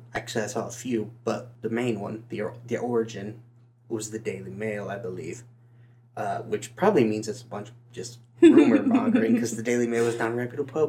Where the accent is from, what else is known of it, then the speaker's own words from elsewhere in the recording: New York, United States; let her know I'm from Long Island just like you.